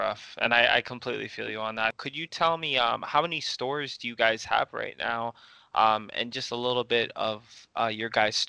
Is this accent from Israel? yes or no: no; Toronto, Ontario, Canada; moved away as an adult; now in Ottawa, Canada; well, we're both from Toronto, but I recently moved to Ottawa in 2019, mid 2019.